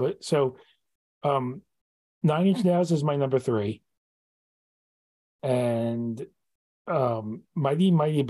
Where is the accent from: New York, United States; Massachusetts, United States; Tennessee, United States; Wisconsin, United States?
New York, United States; New York City; I'm a New Yorker